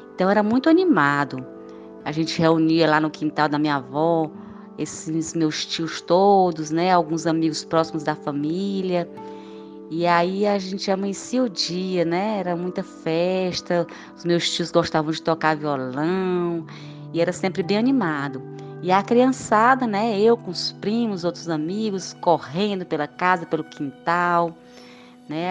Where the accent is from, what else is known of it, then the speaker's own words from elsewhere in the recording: São João do Piauí, Piauí, Brazil; na minha infância toda, eu morava em São João do Piauí